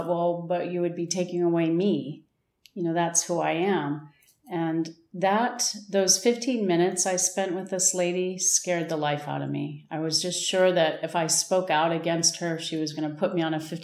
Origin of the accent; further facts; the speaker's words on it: United States; also born or lived in New Mexico / Wisconsin / Texas / Irvine, California; now in Tucson, United States; I grew up in Wisconsin and Texas, and then moved to Southern California